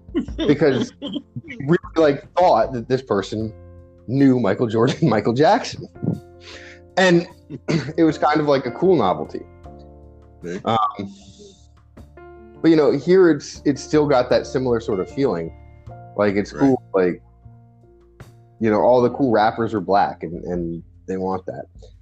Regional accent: Singapore; also born or lived in Japan; so I grew up in Singapore and in Japan. Like, that's where I spent my childhood.

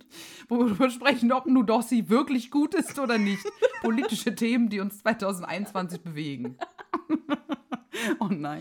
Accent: near Heilbronn, Baden-Württemberg, Germany; accent: Swabian; moved away as an adult; now in Berlin, Germany; ich bin aus der Nähe von Heilbronn groß geworden

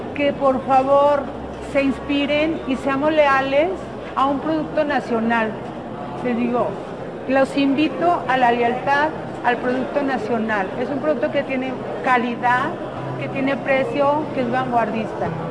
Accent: Mexico; Como mujer mexicana

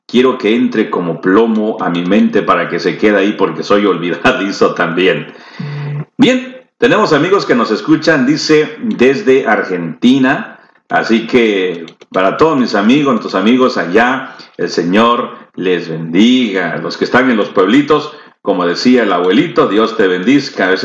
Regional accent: El Salvador; También nosotros somos de El Salvador.

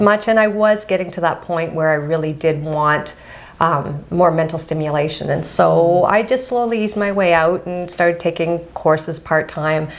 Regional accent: Ottawa, Ontario, Canada; now in Montreal, Canada; I'm born and raised in Ottawa

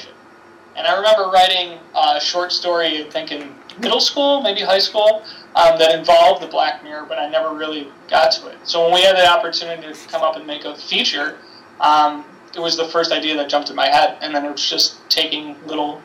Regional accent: Buffalo, New York, United States; I'm able to stay at my hometown

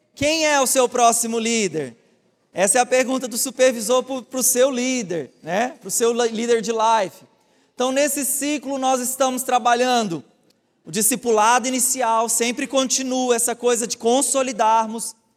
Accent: Brazil; como bons brasileiros

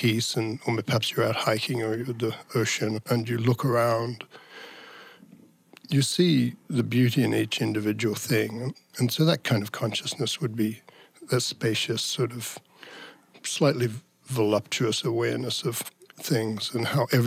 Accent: Tasmania, Australia; moved away; I'm from the south, because I'm originally from Tasmania

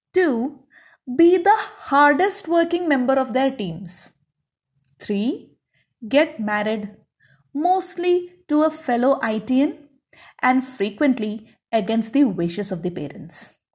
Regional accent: South India, India; I grew up in the South

